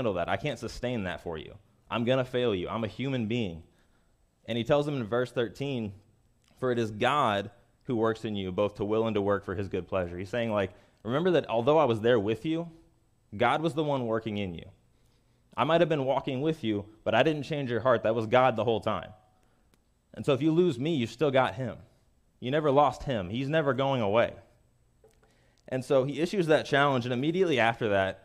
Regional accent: Kansas City, Missouri, United States; I'm from Kansas City

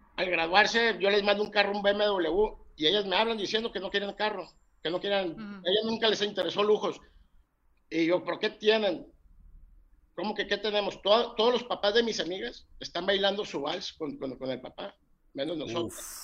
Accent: Mazatlán, Sinaloa, Mexico; soy mexicano, soy, soy sinaloense de Mazatlán

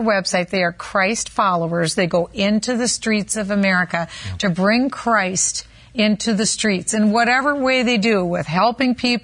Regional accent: Minnesota, United States; my home state of Minnesota.

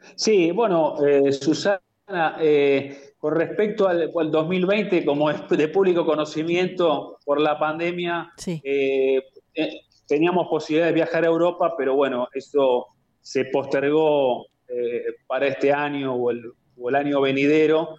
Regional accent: Buenos Aires, Argentina; yo soy aquí de Buenos Aires, de Capital Federal

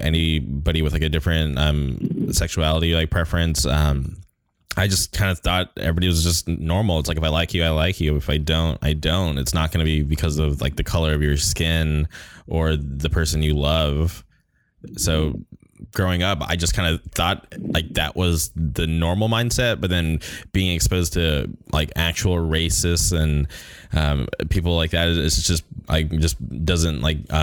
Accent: Palm Springs, California, United States; I was raised in the Palm Springs area, Southern California.

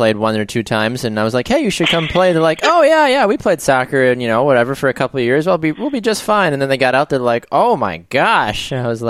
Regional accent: Naples, Florida, United States; moved away; I'm originally from Naples, Florida

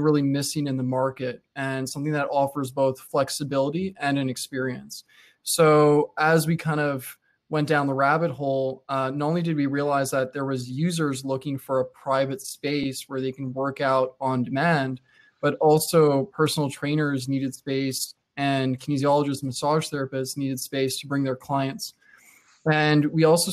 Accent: Montreal, Quebec, Canada; born and raised in Montreal

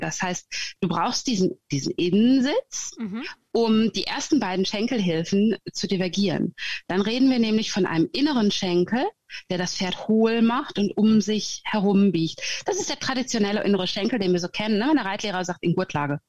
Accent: Germany; moved away as an adult; also born or lived in Sweden / Gotland; now in Norway; Ich äh, bin geborene Deutsche, wie du hörst.

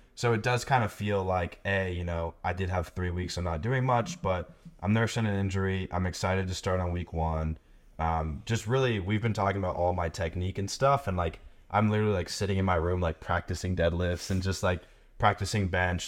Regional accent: United States; being American

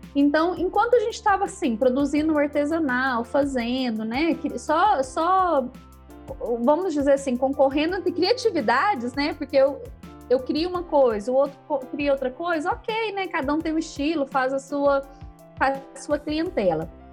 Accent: Uberlândia, Minas Gerais, Brazil; also born or lived in Canápolis; E aí eu sou mineira, né? Nasci em Uberlândia, aqui no Triângulo Mineiro morei minha infância aqui, depois na adolescência eu fui morar numa cidadezinha pequena

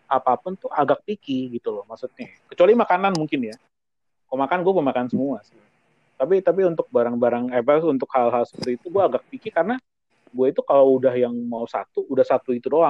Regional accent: Java, Indonesia; jadi kan kalau kita orang Jawa kan apa hitungannya kan uh, kumpulnya kan bukan pas Natal, tapi pas lagi

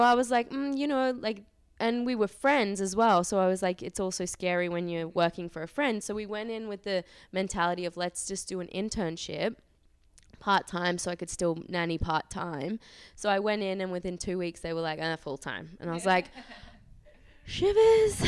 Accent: Australia; moved away as an adult; also born or lived in Auckland, New Zealand; I'm from Australia, but I was living in New Zealand, um, Auckland.

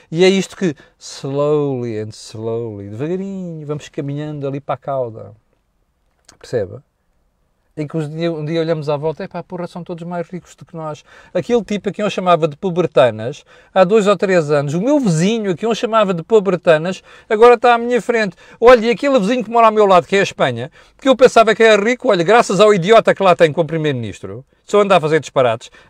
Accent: Portugal; E eu, como português, a única coisa que gostava é que nós, em Portugal, como indivíduos, pudéssemos beneficiar deste crescimento do rendimento.

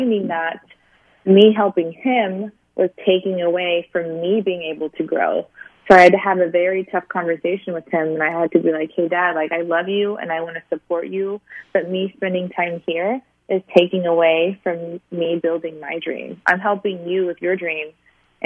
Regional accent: Sicily, Italy; also born or lived in Springfield, Missouri; now in California, United States; I was raised in Sicily, so I was raised near a beach.

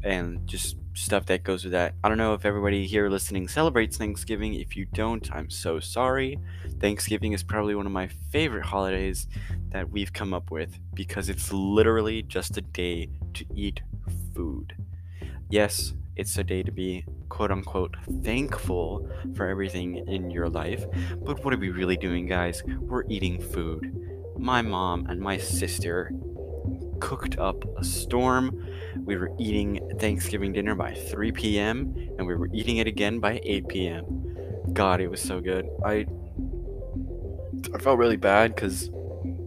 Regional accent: United States; I'm an American, Americans are kind of majorly Christian

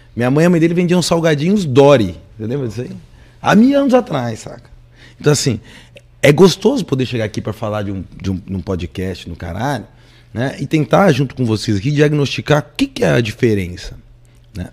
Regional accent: Brazil; a gente como brasileiro

